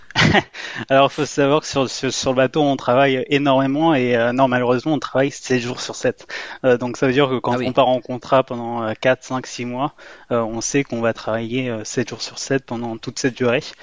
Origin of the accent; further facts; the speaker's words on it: France; moi j'étais français